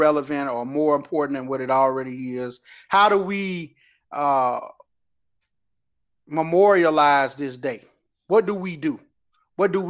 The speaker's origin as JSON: {"language": "English", "region": "southern Alabama", "country": "United States", "said": "But I'm from lowly Alabama, not lowly, but the low part or the bottom part of Alabama"}